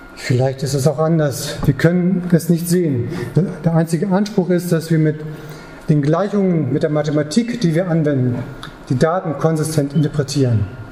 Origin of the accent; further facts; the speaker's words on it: Germany; ich als Deutscher